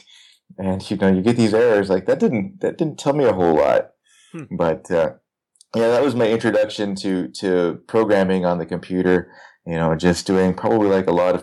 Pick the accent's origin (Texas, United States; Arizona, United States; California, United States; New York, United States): Arizona, United States; Tucson; I grew up in Tucson